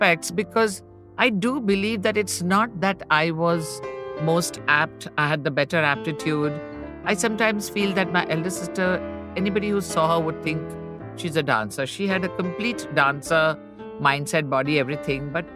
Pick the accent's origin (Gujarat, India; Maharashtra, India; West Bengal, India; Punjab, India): Gujarat, India; Ahmedabad; also born or lived in Mumbai; When we moved to Ahmedabad from Bombay, I was very young